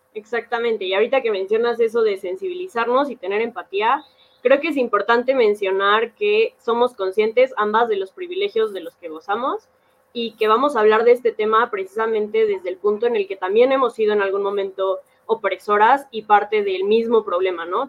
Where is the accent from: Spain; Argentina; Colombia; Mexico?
Mexico; todos somos mexicanos